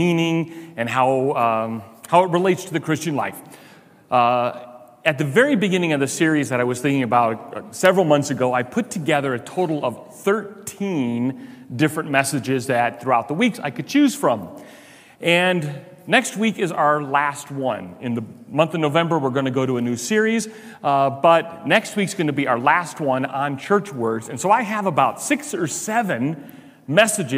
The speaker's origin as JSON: {"language": "English", "town": "Chicago", "region": "Illinois", "country": "United States", "moved": "yes", "lives_now": "Pueblo, United States", "said": "I'm from Chicago"}